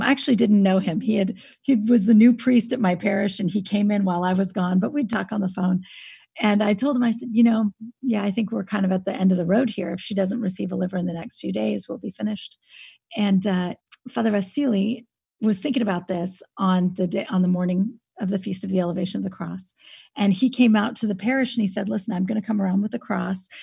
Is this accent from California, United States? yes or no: yes; Napa Valley, California, United States; now in Austin, United States; I grew up in California. I grew up in Napa Valley